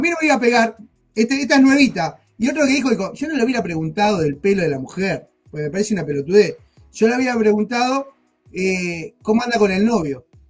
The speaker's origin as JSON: {"language": "Spanish", "country": "Argentina", "moved": "yes", "said": "nosotros somos argentinos, en Argentina"}